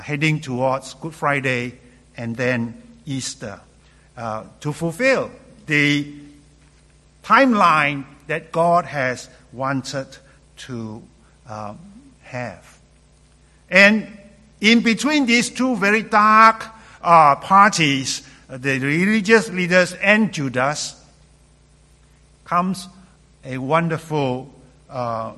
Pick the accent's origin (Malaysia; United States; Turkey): Malaysia; moved away as an adult; also born or lived in London, England; Growing up in Malaysia